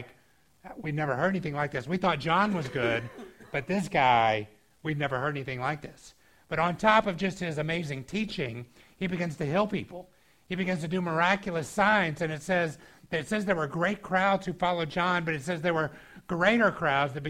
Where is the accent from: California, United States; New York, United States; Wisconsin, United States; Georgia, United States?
Georgia, United States; moved away; I grew up in Georgia